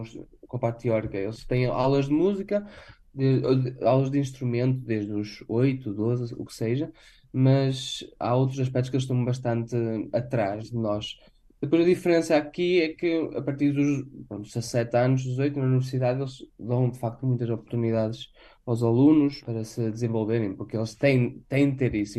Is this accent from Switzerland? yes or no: yes; Switzerland; born or raised there; moved away; also born or lived in Portugal